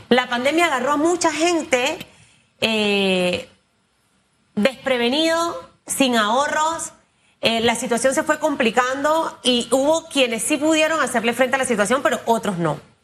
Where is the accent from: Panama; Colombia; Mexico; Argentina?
Panama